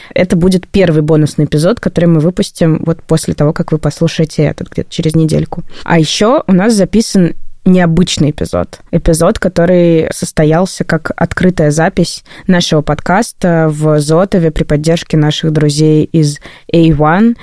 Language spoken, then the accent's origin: Russian; Saint Petersburg, Russia; Петербург – мой родной город